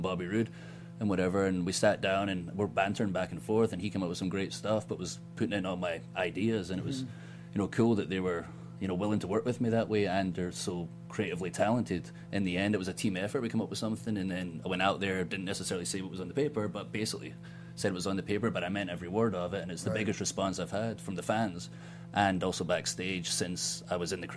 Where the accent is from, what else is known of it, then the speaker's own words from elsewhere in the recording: Ayrshire, Scotland, United Kingdom; moved away as an adult; now in Tampa, United States; I'm from Scotland. I'm from 30 minutes from Glasgow. I spent 21 years there, but I've spent a third of my life in America